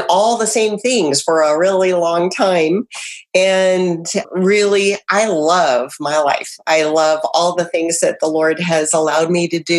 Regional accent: Idaho, United States; moved away as an adult; also born or lived in Southern California; now in Kentucky, United States; we're from Idaho

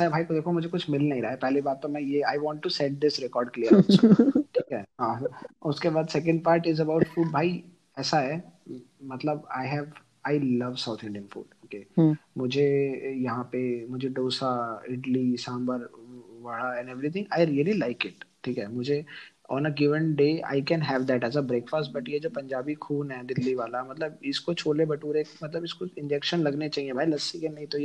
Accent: Delhi, India; मैं दिल्ली से हूँ वो यूनियन टेरिटरी है वहाँ पे दारू आती है सस्ती

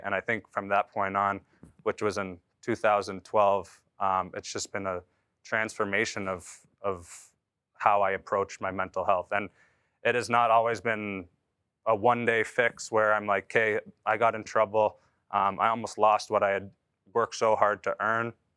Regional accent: Canada; moved away as an adult; a kid growing up in Canada

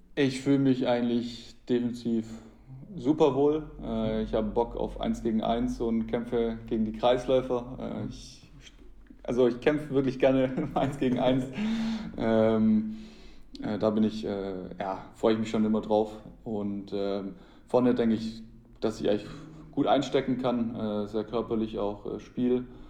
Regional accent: Köngen, Baden-Württemberg, Germany; meine ersten Schritte habe ich in meinem Heimatverein TSV Könken gemacht, äh, da wo ich auch äh, aufgewachsen bin

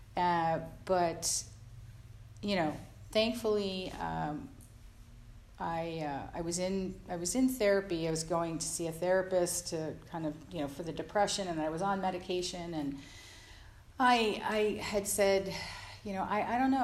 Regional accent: Jersey Shore, New Jersey, United States; I grew up on the East Coast, uh, in the Jersey Shore

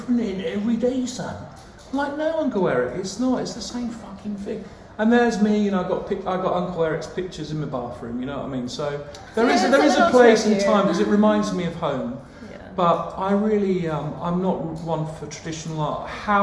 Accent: St Ives, South West England, United Kingdom; I grew up in St. Ives in Cornwall

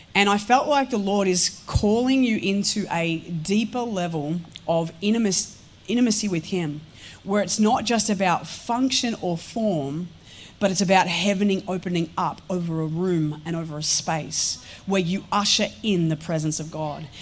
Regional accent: Melbourne, Victoria, Australia; I'm a girl from Melbourne, Victoria. I have grown up in the country for a portion of my life

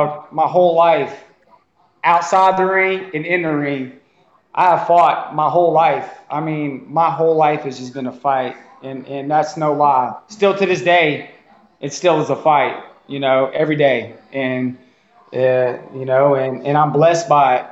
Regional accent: Cajun, Louisiana, United States; now in Mississippi, United States; I'm straight up Cajun as it gets

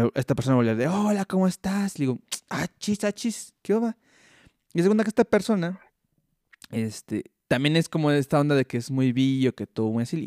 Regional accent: Mexico; yo soy mexicano

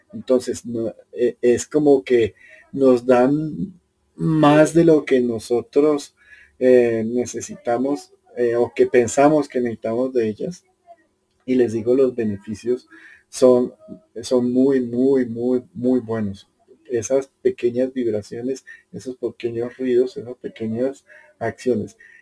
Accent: Colombia; yo soy colombiano y vivo en una cultura que es tremendamente emocional

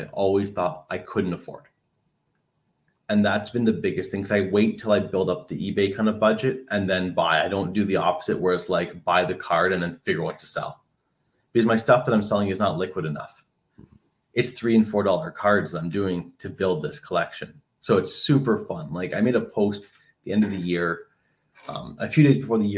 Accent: Canada; As a Canadian

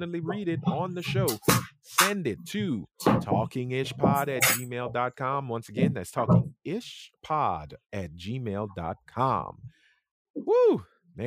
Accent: Louisiana, United States; I am from the South here

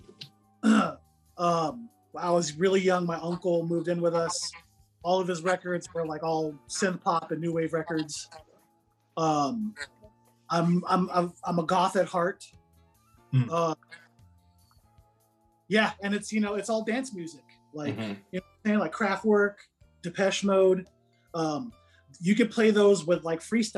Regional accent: San Jose, California, United States; San Jose, of course, my hometown

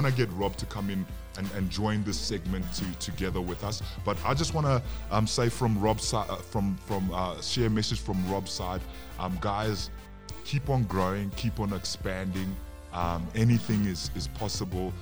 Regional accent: South Africa; also born or lived in Zambia; I'm South African, and I'm Zambian, but I'm South African

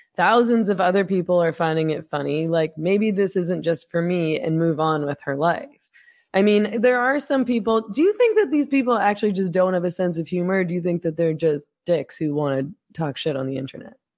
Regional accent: Vancouver, British Columbia, Canada; accent: Canadian; moved away as an adult; now in Mexico; I'm from Vancouver, and so every time I would, I'm, I don't live in Canada anymore, I ran away to Mexico

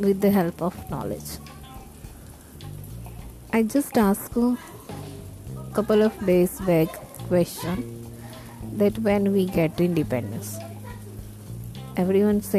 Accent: India; we are Indian

